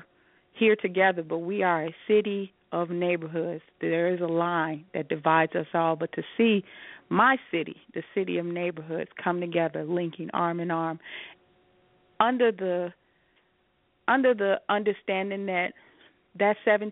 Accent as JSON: {"language": "English", "town": "Chicago", "region": "Illinois", "country": "United States", "said": "I'm a Chicagoan, Rodney. I'm a Chicagoan to my heart till"}